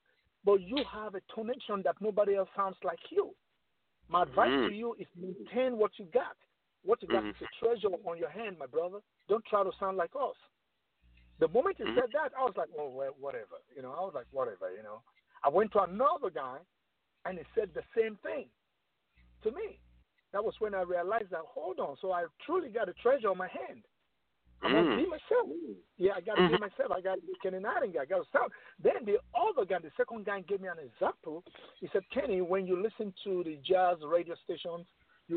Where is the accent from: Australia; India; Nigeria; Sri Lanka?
Nigeria; Lagos; moved away as an adult; also born or lived in New York, United States; now in Atlanta, United States; back home in Nigeria, in Lagos, in the city of Lagos, you know, I was like one of the top sax player over there